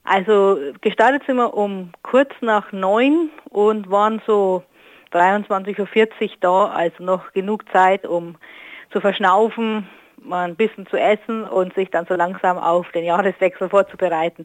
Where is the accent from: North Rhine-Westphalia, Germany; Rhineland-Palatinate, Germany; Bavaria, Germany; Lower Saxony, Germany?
Bavaria, Germany; Northern; now in Ruhr area, Germany; aus meiner alten Heimat, aus Nordbayern